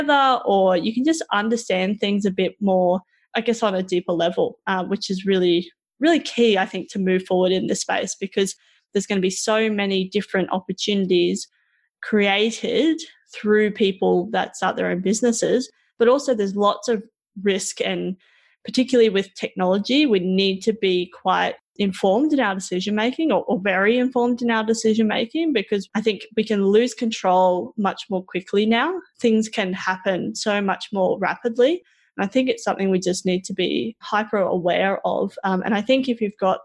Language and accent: English; Roma, Queensland, Australia; I grew up in Roma